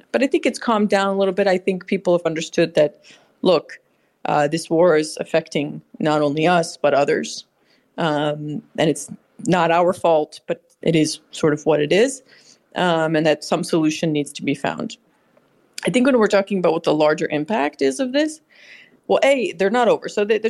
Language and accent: English; United States; I'm from the United States